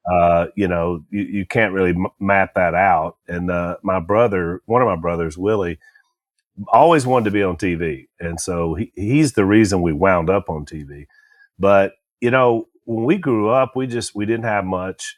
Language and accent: English; Louisiana, United States; we're from Louisiana